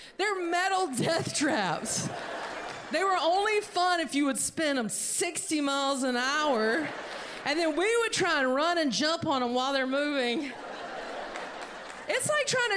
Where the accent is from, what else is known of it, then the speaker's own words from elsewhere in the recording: North Carolina, United States; I'm from North Carolina